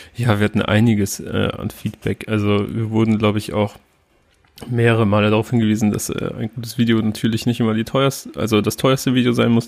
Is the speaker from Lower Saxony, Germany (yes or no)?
yes; near Oldenburg, Cloppenburg district, Lower Saxony, Germany; ich sage immer aus der Nähe von Oldenburg